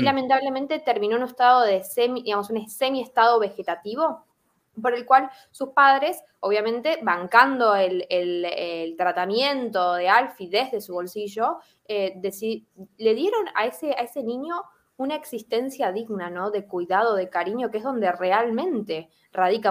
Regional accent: Argentina; soy argentina

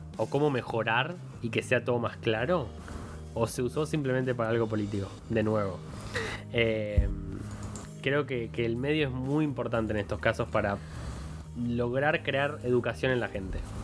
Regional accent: Argentina; tenemos una cosa en Argentina que es compararnos con Chile

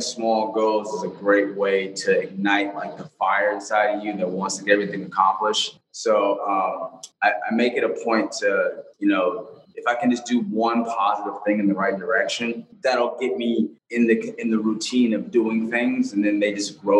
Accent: Los Angeles, California, United States; I grew up in South Central LA in the 90s

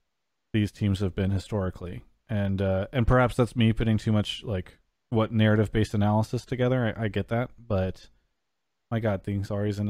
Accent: San Diego, California, United States; I'm from San Diego

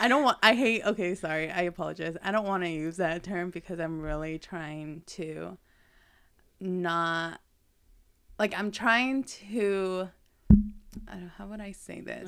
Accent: Lexington, United States; growing up in Lexington, which it was a lot of Latin

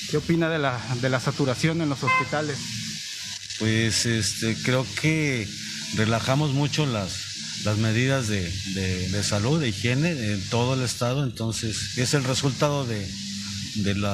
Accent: Tecomán, Colima, Mexico; desafortunadamente no soy de aquí, venimos de Tecomán, entonces no, no, no estoy enterado de la situación.

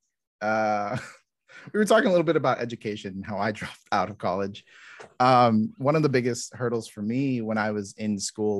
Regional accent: Los Angeles, California, United States; I grew up in parts

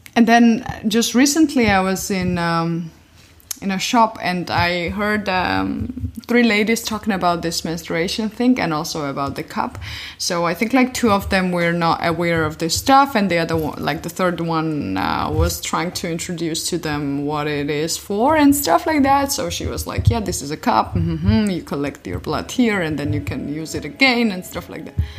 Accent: Georgia; moved away as an adult; now in Berlin, Germany; originally I'm from Georgia, but I've been living in Berlin since eight years already

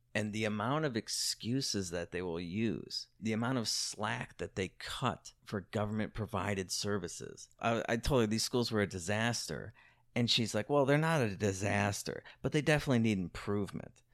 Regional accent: Chicago, Illinois, United States; Chicago, my hometown

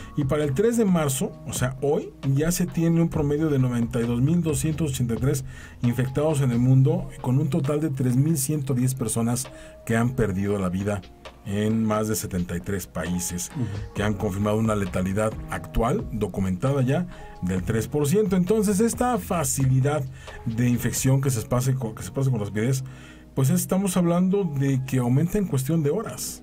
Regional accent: Mexico

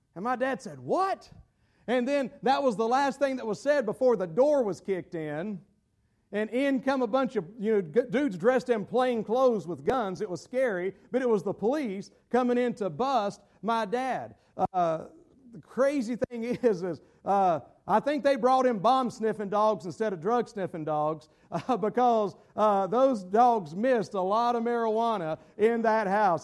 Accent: Gastonia, North Carolina, United States; my hometown in Gastonia, North Carolina

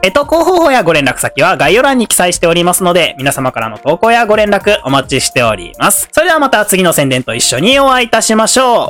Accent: Awaji Island, Hyogo, Japan; moved away as an adult; also born or lived in Kyoto; 僕、淡路島出身なんですけど

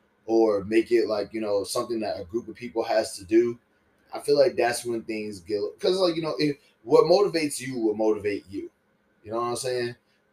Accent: the South, United States; growing up in the South, like, I remember one time there was this dance.

